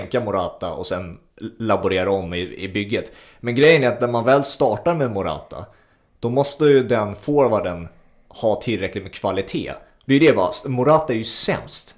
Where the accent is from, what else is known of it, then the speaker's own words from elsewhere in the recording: Sweden; som svensk